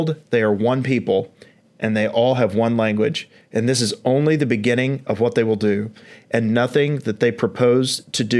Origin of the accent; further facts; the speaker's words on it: East Tennessee, United States; accent: East Tennessee; And she is from East Tennessee, like myself